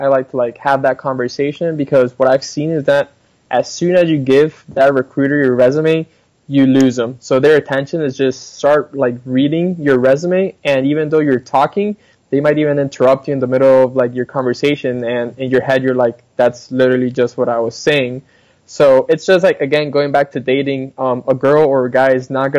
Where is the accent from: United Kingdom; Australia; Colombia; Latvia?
Colombia; also born or lived in Ohio / Dallas, Texas; now in United States; I was born and raised in Colombia, South America.